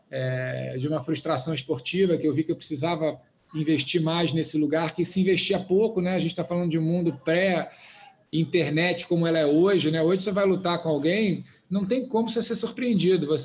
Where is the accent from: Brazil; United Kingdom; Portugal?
United Kingdom; Oxford, South East England; born there; Na verdade, o, meu pai, eu nasci na Inglaterra, em Oxford, meu pai na época estava fazendo doutorado em física nuclear.